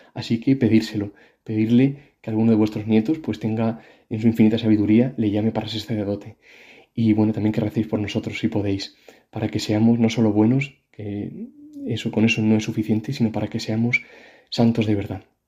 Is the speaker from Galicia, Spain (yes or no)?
no; Madrid, Community of Madrid, Spain; now in Córdoba, Spain; nací en Madrid, pero mis padres son de un pueblecito de aquí de Córdoba que se llama Fuente Tójar